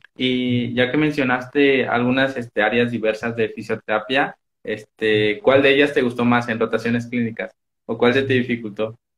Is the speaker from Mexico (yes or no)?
yes; Mexico; yo soy de México